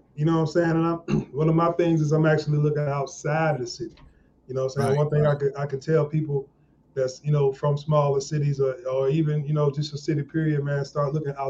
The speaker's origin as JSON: {"language": "English", "town": "South Bend", "region": "Indiana", "country": "United States", "tie": "born or raised there", "said": "I hail from South Bend, Indiana. It was pretty cool growing up in Indiana, man. You know, it's kind of rough. You know what I'm saying? We're in between Chicago and Detroit"}